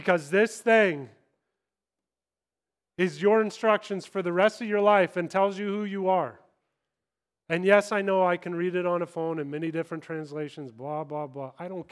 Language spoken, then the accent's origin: English; Kansas, United States; moved away as an adult; also born or lived in Los Angeles, California / England; I'm from Kansas. I talk slow